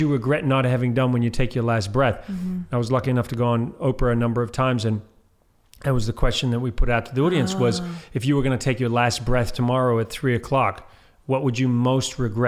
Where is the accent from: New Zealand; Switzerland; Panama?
New Zealand; I'm from New Zealand. I don't know how I feel about you beating the New Zealanders, but at least you beat the Australians.